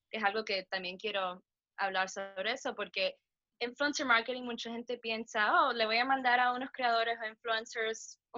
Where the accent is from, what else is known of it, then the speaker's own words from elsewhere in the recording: Miami, Florida, United States; yo siendo latina, so background cubana de Miami, so por eso me el Spanglish